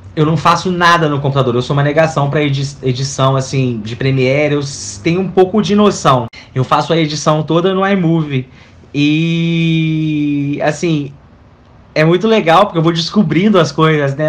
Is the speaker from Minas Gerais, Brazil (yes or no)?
yes; Minas Gerais, Brazil; now in Rio de Janeiro, Brazil; sou mineiro, já moro no Rio há um tempinho